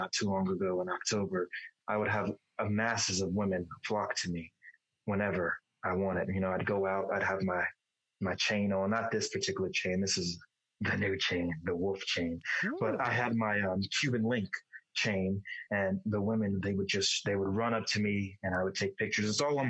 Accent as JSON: {"language": "English", "region": "Dubai", "country": "United Arab Emirates", "lives_now": "United States", "said": "because my origins is I'm from Dubai. I reside in Dubai. I live wherever I want. Obviously, I'm in the United States right now."}